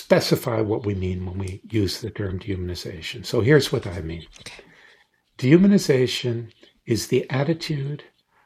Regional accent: Deep South, United States; moved away; I grew up in the Deep South in the 50s and 60s, where raw racism was all around me

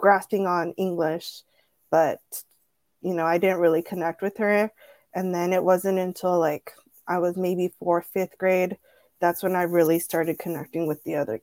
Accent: Orange County, California, United States; first language Spanish; also born or lived in Tijuana, Mexico / San Diego, United States; My mom and I, we were born in Tijuana. And when I was about 4 years old, we came to the United States. And my mom was a live-in nanny in Orange County for a wealthy family

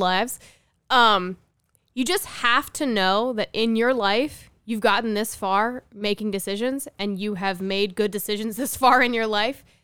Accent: New Jersey, United States; moved away as an adult; also born or lived in California; I'm from New Jersey. So is Sean. Grew up, we went to the same high school

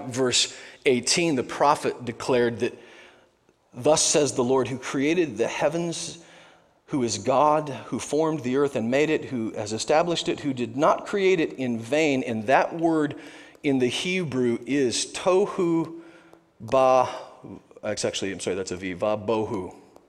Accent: Nebraska, United States; I'm from Nebraska.

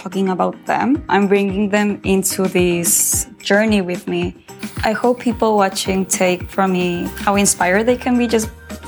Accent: Mexico; My mom is Mexican. My dad is American, but I grew up in Mexico

